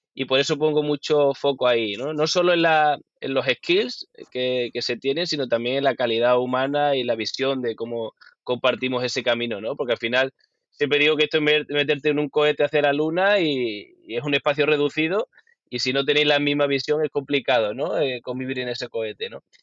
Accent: Huelva, Andalusia, Spain; soy de Huelva

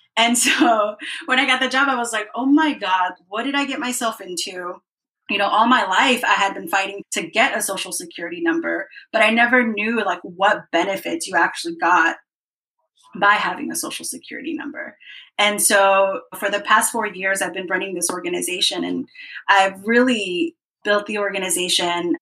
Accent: Dallas, Texas, United States; I came to this country when I was six years old as an undocumented kid. I grew up in Dallas and which was great. Dallas, Texas is my hometown

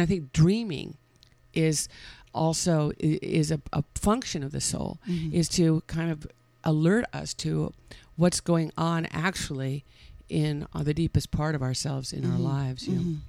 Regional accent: California, United States; On the peninsula, yeah. I was born in San Francisco.

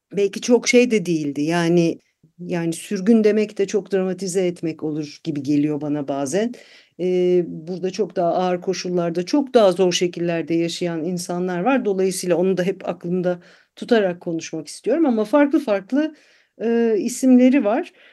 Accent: Istanbul, Turkey; moved away as an adult; now in Germany; İstanbulluyum ben

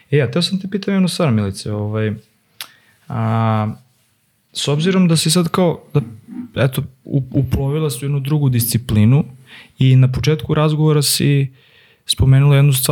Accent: Serbia; kod nas u Srbiji

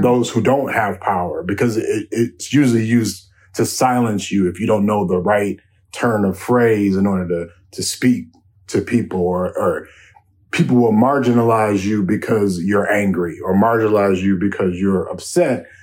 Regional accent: Chicago, Illinois, United States; moved away as an adult; now in Minneapolis, United States; I grew up in Chicago where I could, where, where I was growing up, where I grew up in the South Side

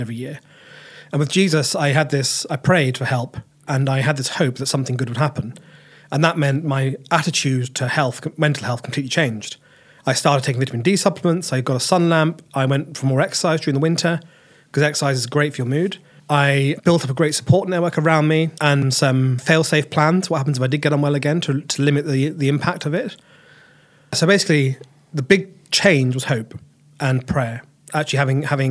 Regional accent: Cambridge, East of England, United Kingdom; also born or lived in March, Cambridgeshire / Reading / Edinburgh; Grew up in Cambridge. Well, I started off growing up in March. Then I started getting a Fenland accent, so my mum and dad moved me into Cambridge.

